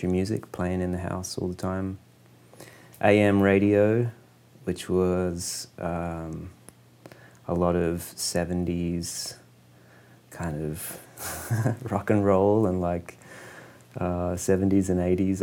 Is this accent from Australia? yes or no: yes; Quorn, South Australia, Australia; moved away; I grew up in a really small town, just a little farming town called Quorn.